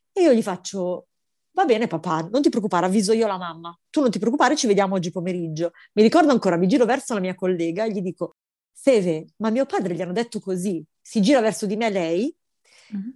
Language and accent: Italian; Milan, Lombardy, Italy; io sono milanese